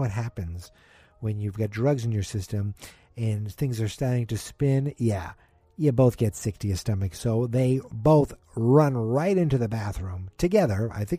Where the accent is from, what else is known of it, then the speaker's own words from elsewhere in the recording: Massachusetts, United States; accent: Boston, Massachusetts; I'm from Massachusetts